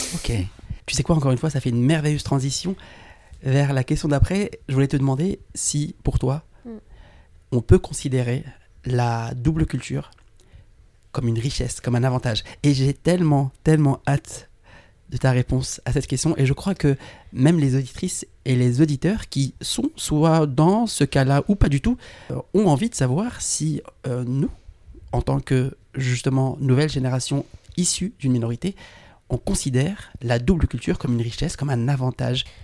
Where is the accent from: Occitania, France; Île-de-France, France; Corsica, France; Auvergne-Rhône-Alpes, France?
Île-de-France, France; Paris; on est né à Paris tous les deux et, et je suis parisien, français, issu d'immigration